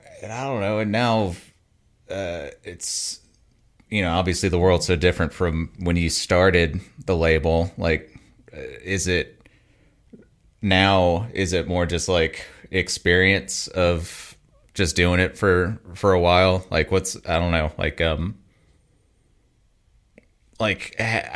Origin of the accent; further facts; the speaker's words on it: Mobile, Alabama, United States; growing up in Mobile, Alabama, there was like a decent enough little hardcore scene